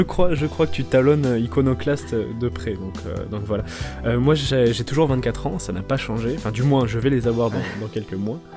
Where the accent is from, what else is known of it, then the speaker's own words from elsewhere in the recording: the South-West, south-west France, France; moved away; j'ai grandi dans le Sud-Ouest. Les premières années de ma vie, je les ai passées dans le Sud-Ouest